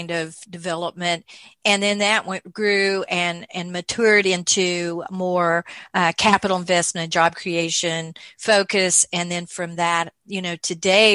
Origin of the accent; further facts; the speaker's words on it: Oklahoma, United States; moved away as an adult; now in Pflugerville, United States; I was born in Oklahoma, the other side of the Red River